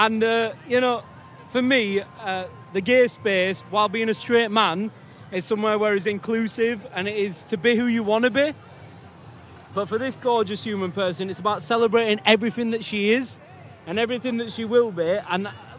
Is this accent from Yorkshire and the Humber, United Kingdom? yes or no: yes; Leeds, Yorkshire and the Humber, United Kingdom; We're both from Leeds.